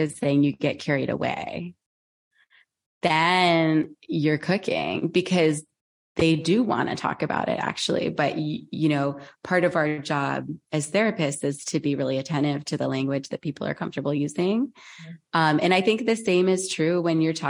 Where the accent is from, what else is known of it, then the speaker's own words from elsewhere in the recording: United States; I grew up in America. I'm an American. I live in the Northeast